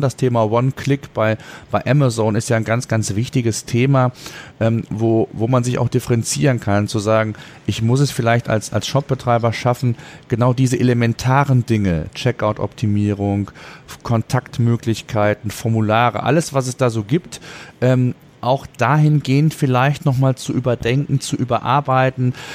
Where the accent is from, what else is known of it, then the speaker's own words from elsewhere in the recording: Germany; Bei uns in Deutschland